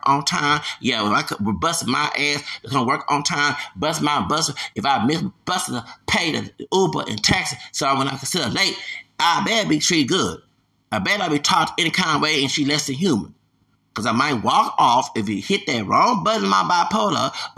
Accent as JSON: {"language": "English", "country": "United States", "said": "I'm American."}